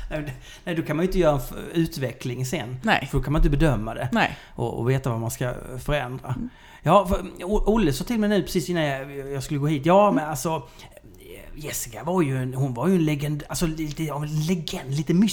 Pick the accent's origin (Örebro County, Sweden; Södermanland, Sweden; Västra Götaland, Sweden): Södermanland, Sweden; Nyköping; jag kom från Nyköping.